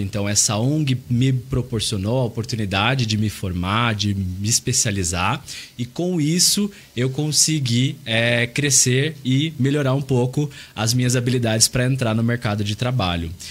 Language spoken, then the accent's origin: Portuguese; São Paulo, Brazil; moved away as an adult; now in Curitiba, Brazil; eu vim de São Paulo, mas atualmente eu moro em Curitiba há nove anos.